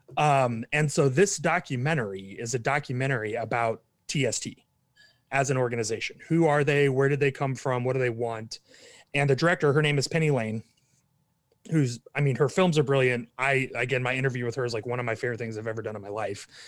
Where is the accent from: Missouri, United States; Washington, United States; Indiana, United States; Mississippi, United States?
Missouri, United States; Kansas City; moved away as an adult; also born or lived in Dayton, Ohio; now in Texas, United States; grew up in Kansas City, Missouri.